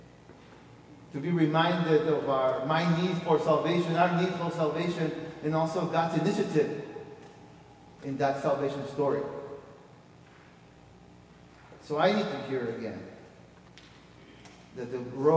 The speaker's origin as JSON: {"language": "English", "country": "Peru", "tie": "born or raised there", "moved": "yes", "said": "I was born in Peru"}